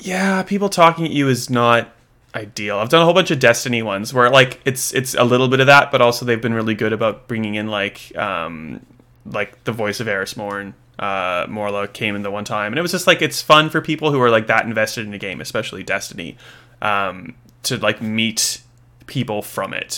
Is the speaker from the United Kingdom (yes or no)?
no; Australia; as an Australian